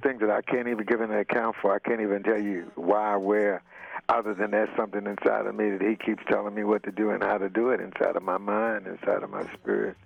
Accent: Baltimore, Maryland, United States; moved away as an adult; now in Los Angeles, United States; I'm from Baltimore, Maryland

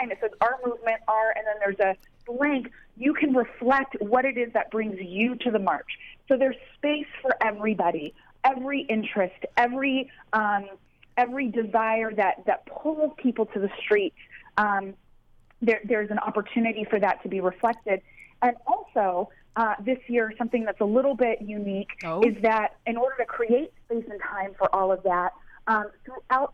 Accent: Garden Grove, California, United States; having been grown up in Orange County, I grew up in Garden Grove

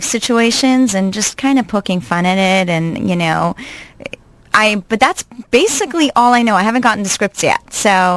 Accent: Montreal, Quebec, Canada; moved away as an adult; also born or lived in New York City, United States / New Jersey, United States; I'm actually originally from Montreal, Canada. I grew up there

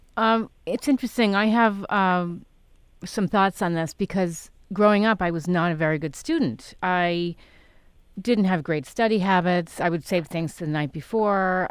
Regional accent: New York City, New York, United States; also born or lived in Connecticut / Stamford; I grew up in New York City. I was born in Connecticut

